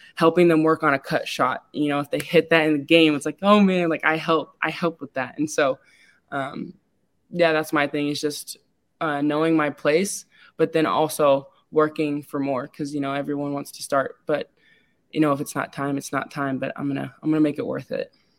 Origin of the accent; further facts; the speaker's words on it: Lincoln, Nebraska, United States; also born or lived in San Antonio, Texas; I was born in San Antonio, Texas, and though I wasn't raised there, I would consider myself to have been raised in Lincoln